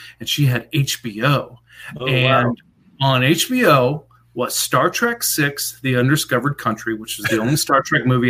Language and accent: English; Atlanta, Georgia, United States; also born or lived in Lawrenceburg; I grew up in Atlanta for the most part. We moved to this small town in Tennessee called Lawrenceburg. Very small rural town.